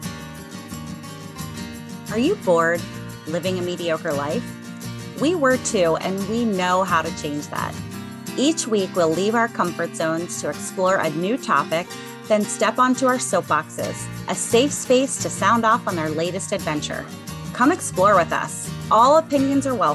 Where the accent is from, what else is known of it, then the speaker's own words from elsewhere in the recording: Cincinnati, Ohio, United States; I'm from Cincinnati also